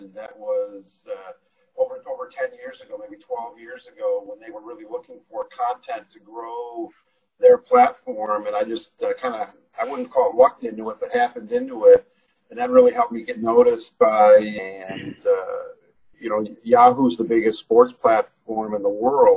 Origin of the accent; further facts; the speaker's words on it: Wisconsin, United States; moved away as an adult; also born or lived in Iowa; now in Atlanta, United States; I'm not from Atlanta originally, but I've been here 30 years now, which is amazing. And grew up in Wisconsin